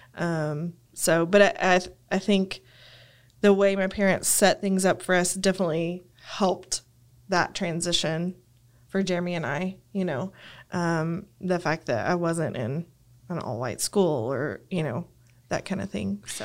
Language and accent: English; Lubbock, Texas, United States; I grew up in Lubbock